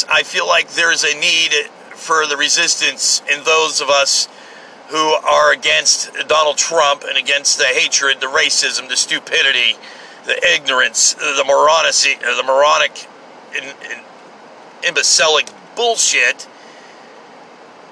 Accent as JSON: {"language": "English", "country": "United States", "said": "I'm just a blue-collar, hard-working American"}